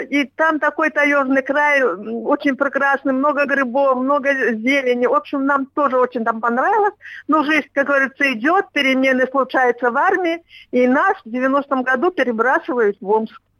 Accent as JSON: {"language": "Russian", "town": "Bobruisk", "region": "Mogilev Region", "country": "Belarus", "tie": "born or raised there", "also_born_or_lived": "Gomel Region, Belarus / Germany / Tomsk Oblast, Russia", "moved": "as an adult", "lives_now": "Omsk, Russia", "said": "Потом с родителями в 53 году мы переехали в Бобруйск. Это тоже в Беларуси"}